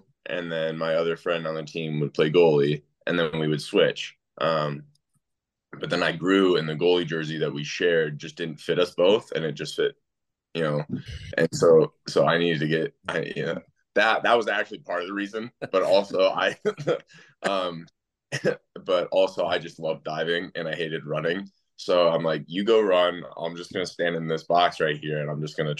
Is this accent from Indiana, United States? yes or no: yes; Indianapolis, Indiana, United States; also born or lived in Kansas City; I moved to Indianapolis when I was 5 years old.